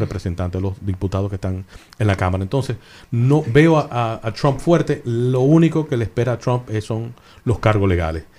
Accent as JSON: {"language": "Spanish", "town": "Santo Domingo", "region": "Distrito Nacional", "country": "Dominican Republic", "tie": "born or raised there", "also_born_or_lived": "Miami, Florida, United States", "moved": "yes", "lives_now": "United States", "said": "Yo, yo, me crié en Miami, me crié en Santo Domingo"}